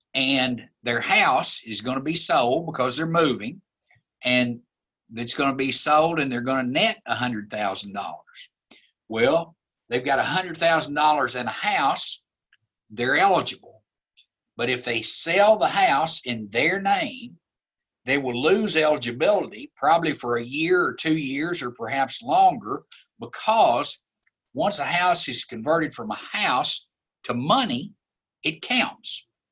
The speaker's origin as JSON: {"language": "English", "town": "Glasgow", "region": "Kentucky", "country": "United States", "tie": "born or raised there", "said": "I grew up in Glasgow"}